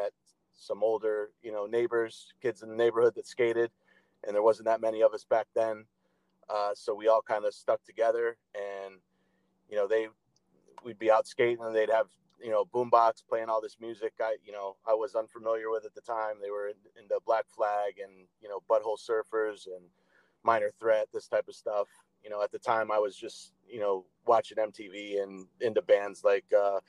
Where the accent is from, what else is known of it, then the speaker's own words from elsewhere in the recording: Roswell, Georgia, United States; also born or lived in Norwalk, Connecticut; I was born in Norwalk, Connecticut, and I lived there for a few years. My dad worked for IBM, so we moved around a little bit. I spent most of my preteen years living in Roswell, Georgia, which is just outside Atlanta.